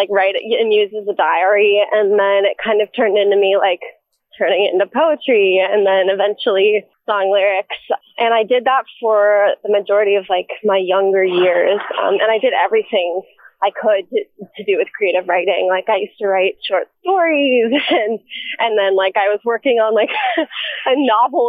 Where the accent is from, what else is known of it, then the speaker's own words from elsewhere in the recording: Manhattan Beach, California, United States; also born or lived in Canada; I was born and raised in Manhattan Beach, California, but my mom is full Canadian and my dad is half Canadian